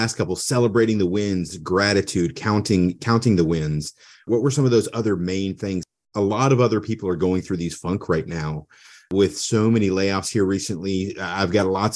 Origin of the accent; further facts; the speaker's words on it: United States; I was born in America.